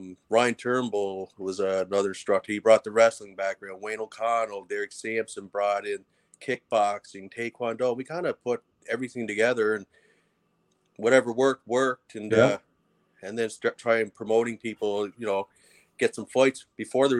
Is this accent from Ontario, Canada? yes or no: no; Cape Breton, Nova Scotia, Canada